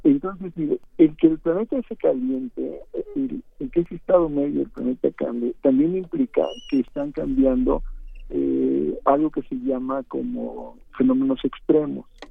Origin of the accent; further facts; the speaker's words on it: Veracruz, Mexico; de donde yo soy, en Veracruz